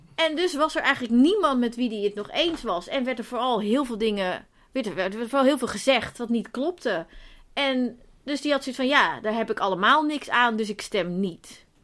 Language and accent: Dutch; Zeeland, Netherlands; now in Amsterdam, Netherlands; Ik kom uit Zeeland en mijn familie woont daar nog.